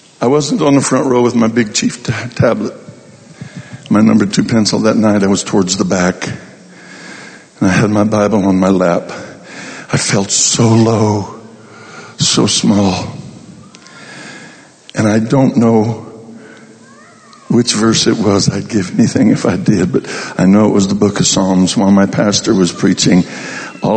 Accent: Colorado, United States; I'm from Colorado

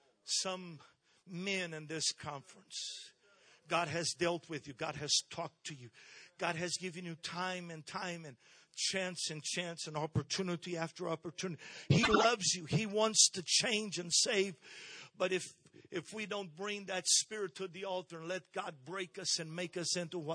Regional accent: Brazil; I was born and raised in Brazil.

